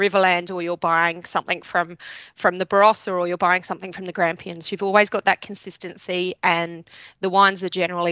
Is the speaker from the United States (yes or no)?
no; England, United Kingdom; now in Australia; I was living in England. My parents, I was born in England